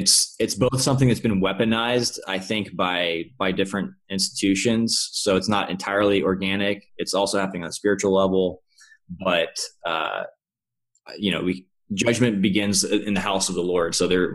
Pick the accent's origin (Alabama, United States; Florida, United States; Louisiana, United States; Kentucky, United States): Kentucky, United States; now in California, United States; Kentucky. {S0} Oh, cool. {S1} Yeah, okay. Cool, Kentucky. Yeah. Southern boy.